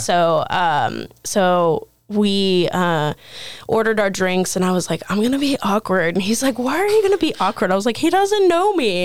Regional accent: Terre Haute, Indiana, United States; moved away; also born or lived in Pennsylvania; my hometown Terre Haute

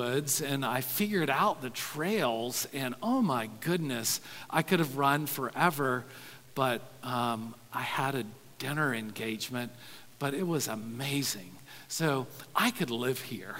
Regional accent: the South, United States; growing up in the South

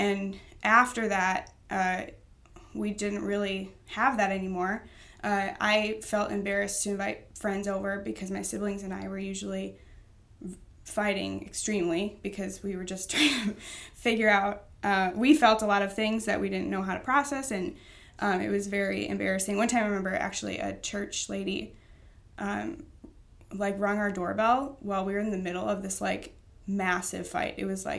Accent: Baraboo, Wisconsin, United States; I grew up in Baraboo.

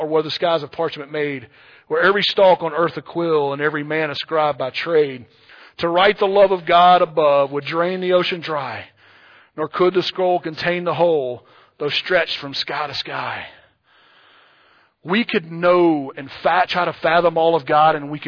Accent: Louisiana, United States; moved away; I grew up in Louisiana

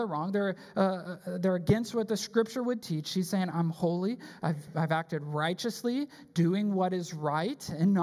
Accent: Wisconsin, United States; also born or lived in Chicago; now in Texas, United States; I grew up in Wisconsin.

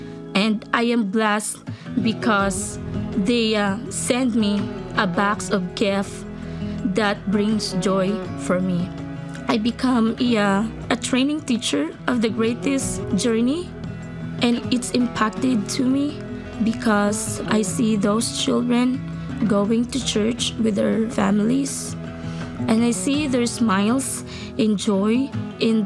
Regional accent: Philippines; born or raised there

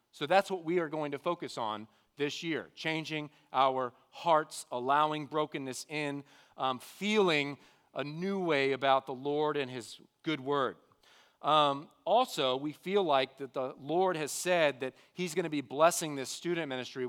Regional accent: The Woodlands, Texas, United States; I grew up here in the Woodlands area. I've been here all my life

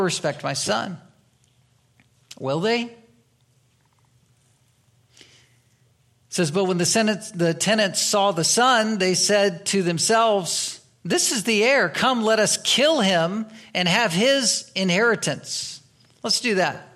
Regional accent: United States; we are American citizens, we're part of this country

